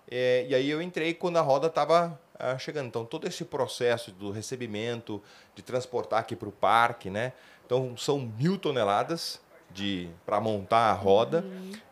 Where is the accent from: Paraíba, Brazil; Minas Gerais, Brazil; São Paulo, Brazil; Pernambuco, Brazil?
São Paulo, Brazil; Mas eu sou paulistano, né? É, minha família está aqui, então para mim está sendo bom retornar à cidade